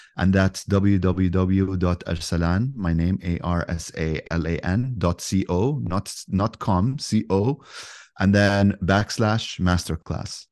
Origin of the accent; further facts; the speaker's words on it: Yemen; I'm from Yemen, so I have a kind of like a I speak both languages